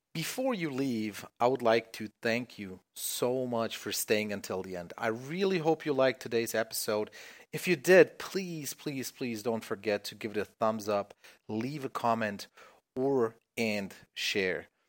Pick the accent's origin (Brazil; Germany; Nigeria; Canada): Germany; I'm from Germany